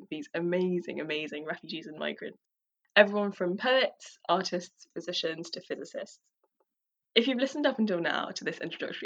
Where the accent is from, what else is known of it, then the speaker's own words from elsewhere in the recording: London, United Kingdom; as a daughter of Tamils who fled the genocide in Sri Lanka, growing up in London has provided me with a unique experience of two cultures, two languages